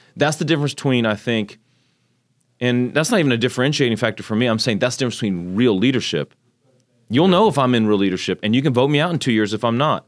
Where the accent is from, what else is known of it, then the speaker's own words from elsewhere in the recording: Magnolia, Texas, United States; also born or lived in Tokyo, Japan; So I grew up in Japan, moved here when I was six, about what, Magnolia had twelve hundred people